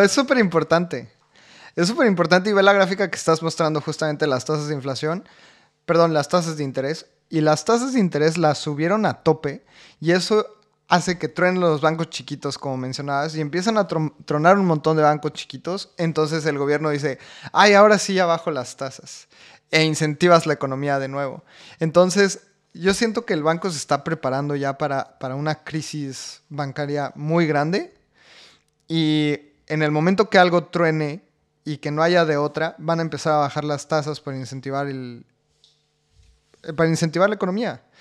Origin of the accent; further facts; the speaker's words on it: Mexico; siendo mexicanos